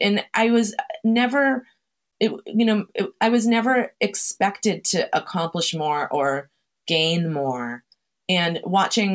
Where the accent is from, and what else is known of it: Chelsea, Massachusetts, United States; born or raised there